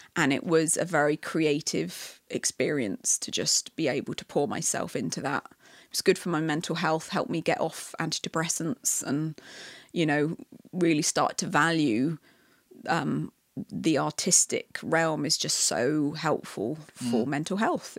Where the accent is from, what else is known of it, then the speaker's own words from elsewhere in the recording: England, United Kingdom; moved away as an adult; now in Canada; I love aspects of being British that I love